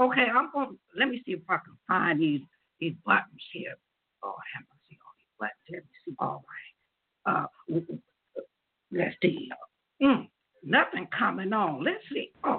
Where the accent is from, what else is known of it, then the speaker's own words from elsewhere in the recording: Las Vegas, Nevada, United States; now in Columbus, United States; I am your host from Las Vegas, Nevada, but I'm here in Columbus, Ohio